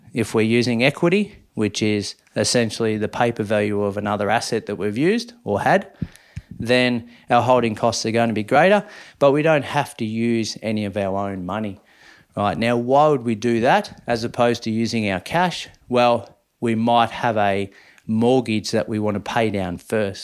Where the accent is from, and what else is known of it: Minyip, Victoria, Australia; born or raised there; moved away